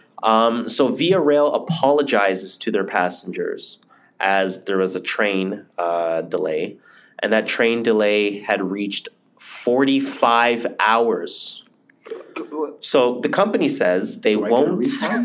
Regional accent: Toronto, Ontario, Canada; we're from Toronto.

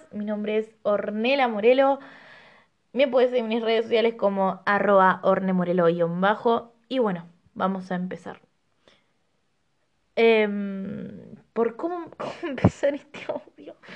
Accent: Rosario, Santa Fe, Argentina; moved away; Voy a empezar diciendo que cuando llegué de Rosario no tenía ninguna amistad

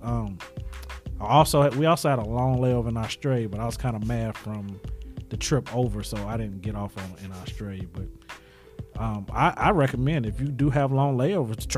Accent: Charlotte, North Carolina, United States; I'm from Charlotte as well

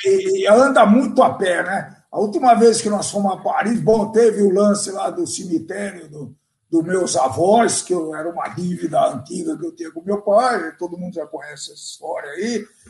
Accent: Brazil; eu sou brasileiro

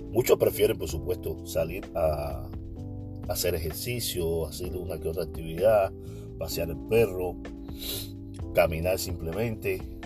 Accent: Cuba; now in Oakland, United States; Yo solo soy un cubano que conversa

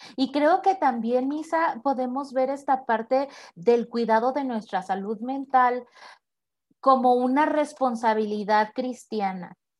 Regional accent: Tepic, Nayarit, Mexico; soy originaria de Tepic Nayarit

